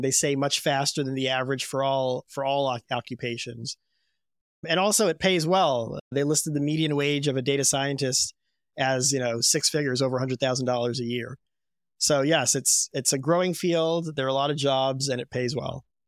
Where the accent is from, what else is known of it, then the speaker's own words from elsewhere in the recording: U.S. Virgin Islands; I grew up in Saint Thomas in the U S Virgin Islands